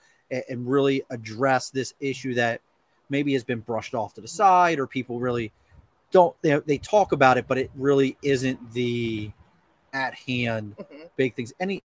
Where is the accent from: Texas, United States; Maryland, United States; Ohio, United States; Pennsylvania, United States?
Maryland, United States; Baltimore; now in New York, United States; I grew up in Baltimore